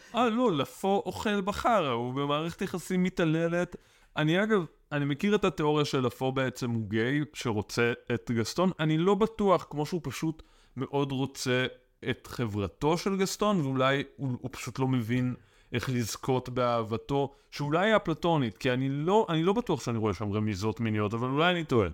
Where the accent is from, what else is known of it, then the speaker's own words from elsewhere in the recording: Ra'anana, Central District, Israel; moved away; also born or lived in Tel Aviv; גדלתי ברעננה